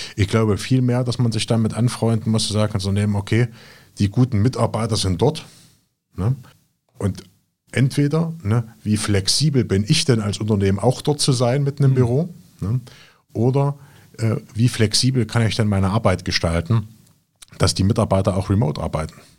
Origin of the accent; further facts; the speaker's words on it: Jena, Thuringia, Germany; moved away as an adult; also born or lived in Berlin; Jena, was Berlin nicht hat, Familie, Freunde. Ne, das ist einfach die Heimat.